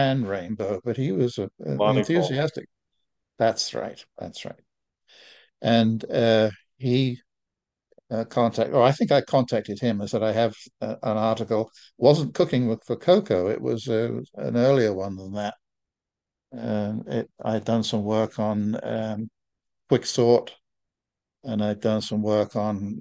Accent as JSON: {"language": "English", "region": "England", "country": "United Kingdom", "moved": "as an adult", "lives_now": "United States", "said": "I'm English by definition, but I'm American by official status"}